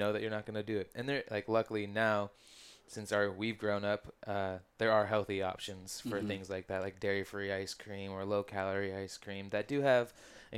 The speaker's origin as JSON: {"language": "English", "region": "Oregon", "country": "United States", "said": "I'm being from Oregon"}